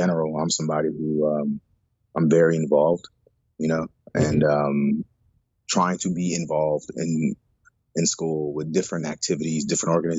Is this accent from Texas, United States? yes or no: yes; Houston, Texas, United States; also born or lived in Baltimore, Maryland; I'm Nigerian American, born in Baltimore, and eventually we migrated to Houston, Texas